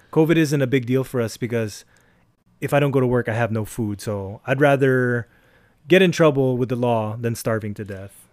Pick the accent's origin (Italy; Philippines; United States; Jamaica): Philippines; Ortigas, Metro Manila; we're from the Ortigas area